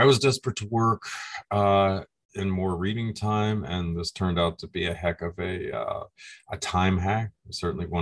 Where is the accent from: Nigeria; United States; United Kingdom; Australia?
United States; Being an American